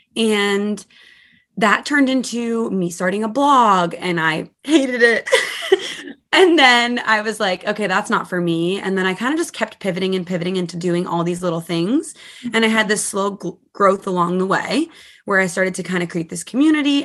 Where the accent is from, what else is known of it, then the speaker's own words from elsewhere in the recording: Massachusetts, United States; moved away as an adult; now in New Jersey, United States; I'm from Massachusetts, so I moved four states away to be with my boyfriend at the time